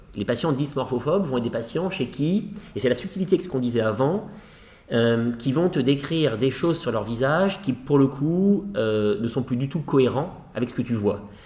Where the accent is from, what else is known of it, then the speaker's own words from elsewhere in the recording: France; je suis français